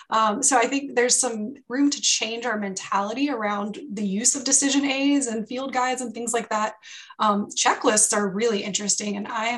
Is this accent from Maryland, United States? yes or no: no; North Carolina, United States; because I did my EMT school in Mexico City, which was a whole new challenge for me because I am from North Carolina.